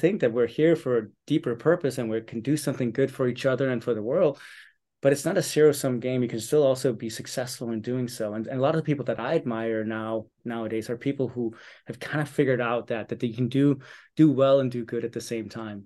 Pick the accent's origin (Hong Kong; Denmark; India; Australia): Denmark; Copenhagen, Capital Region of Denmark; I was born and raised here in Copenhagen